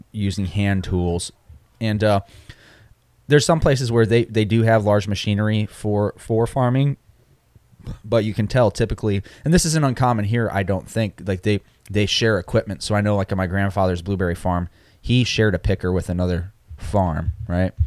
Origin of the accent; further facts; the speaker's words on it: Michigan, United States; moved away; I'm from Michigan